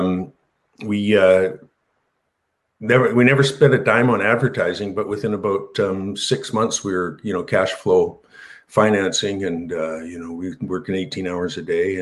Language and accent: English; Canada; We're Canadian